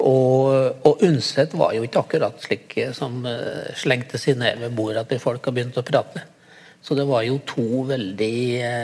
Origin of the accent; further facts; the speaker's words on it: a village neighbouring Sel, Gudbrandsdalen, Innlandet, Norway; jeg vokste jo opp i nabobygda til Sel, da.